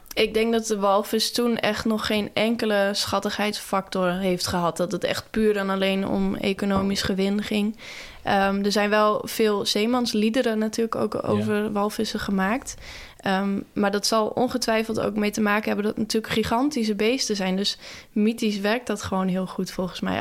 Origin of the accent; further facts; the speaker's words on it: Nes, Friesland, Netherlands; dat dorpje waar ik ben opgegroeid. Dat heet Nes. Dat is echt aan de overkant van Schiermonnikoog, maar dan net aan de wal.